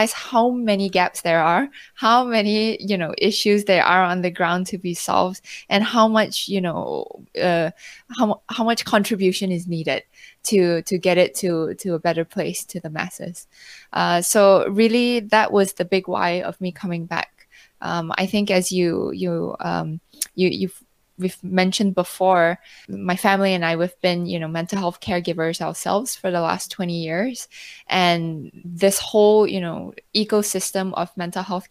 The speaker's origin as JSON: {"language": "English", "country": "Malaysia", "also_born_or_lived": "North America / Europe / Hong Kong", "moved": "yes", "said": "I'm originally Malaysian. I've spent quite a bit of time abroad across, you know, North America, Europe, and also most recently in Hong Kong, where I was there for 6 years"}